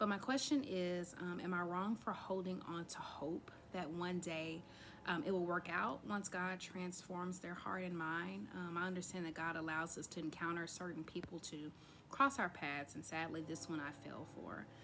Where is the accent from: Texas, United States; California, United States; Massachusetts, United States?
Texas, United States; I am 30 from Texas